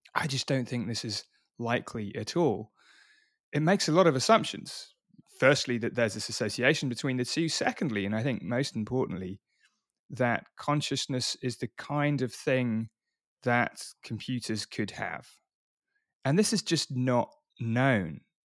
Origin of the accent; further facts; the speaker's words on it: Oxford, South East England, United Kingdom; I wasn't born in London. I was born in Oxford.